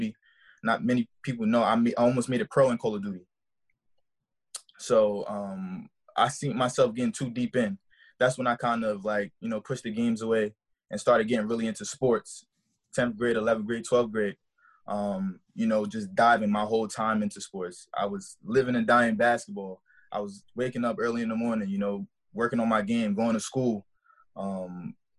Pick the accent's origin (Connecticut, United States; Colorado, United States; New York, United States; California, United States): New York, United States; New York City; moved away as an adult; also born or lived in Brooklyn, New York; I was born in Brooklyn, New York. Raised, you know, my whole life in the Bronx, the south side of the Bronx of New York.